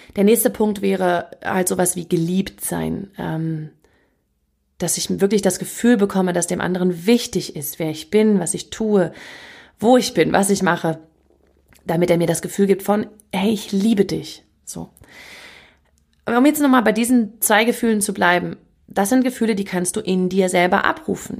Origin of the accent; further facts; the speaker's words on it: Northern Germany, Germany; wie man bei uns im Norden sagt